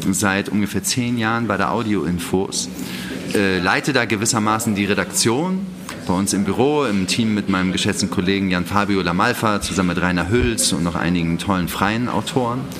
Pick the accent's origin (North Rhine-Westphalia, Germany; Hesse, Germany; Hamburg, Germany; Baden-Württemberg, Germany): Hamburg, Germany; Ich bin geboren und aufgewachsen in Hamburg